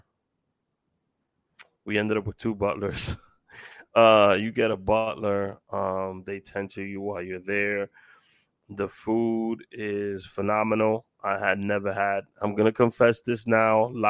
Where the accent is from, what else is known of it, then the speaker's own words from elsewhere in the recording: New York City, New York, United States; moved away; Growing up in Washington Heights